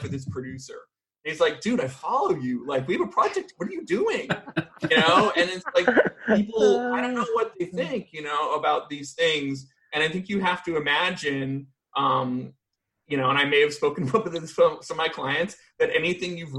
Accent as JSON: {"language": "English", "town": "Vancouver", "region": "British Columbia", "country": "Canada", "moved": "yes", "lives_now": "United States", "said": "I'm actually from Vancouver"}